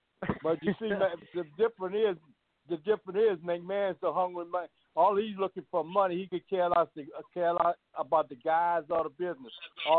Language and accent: English; Thibodaux, Louisiana, United States; I'm originally from Thibodaux, Louisiana.